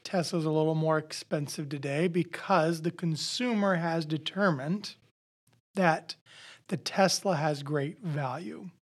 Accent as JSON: {"language": "English", "region": "Nebraska", "country": "United States", "moved": "yes", "lives_now": "Iowa, United States", "said": "I'm originally from Nebraska, but we're from Iowa now"}